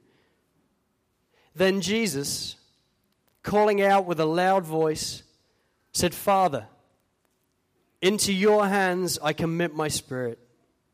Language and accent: English; United Kingdom; moved away as an adult; now in Australia; being British